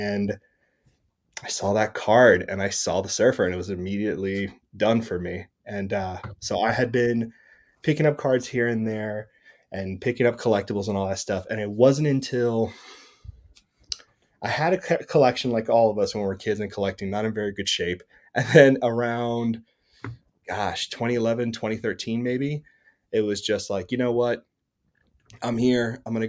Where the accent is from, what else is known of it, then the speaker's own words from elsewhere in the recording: Miami, Florida, United States; now in North Carolina, United States; I'm from Miami, Florida